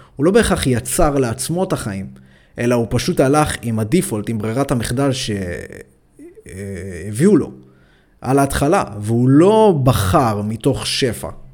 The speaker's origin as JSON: {"language": "Hebrew", "town": "Ashkelon", "region": "Southern District", "country": "Israel", "said": "אני במקור אה, מאשקלון"}